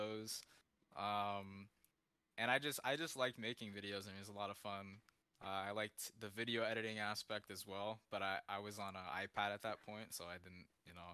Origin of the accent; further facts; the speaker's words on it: California, United States; I'm in California